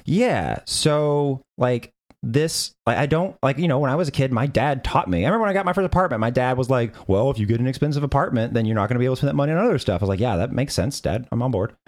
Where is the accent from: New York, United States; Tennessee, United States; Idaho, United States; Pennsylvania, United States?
Tennessee, United States; I'm from Tennessee.